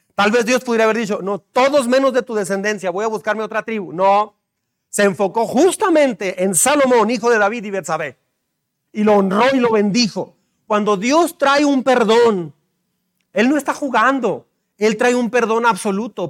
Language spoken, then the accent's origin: Spanish; Mexico; como mexicanos